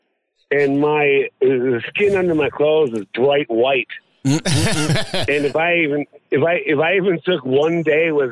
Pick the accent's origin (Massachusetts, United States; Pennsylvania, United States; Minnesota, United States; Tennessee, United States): Minnesota, United States; Lake Minnetonka; moved away; We grew up on Lake Minnetonka